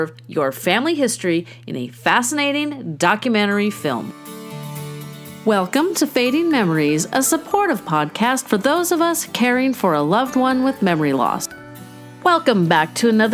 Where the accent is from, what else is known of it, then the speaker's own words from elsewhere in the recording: California, United States; I am from California